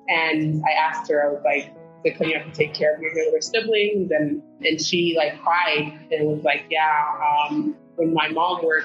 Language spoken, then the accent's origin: English; Phoenix, Arizona, United States; also born or lived in Senegal; growing up in South Phoenix, I actually had Teach for America teachers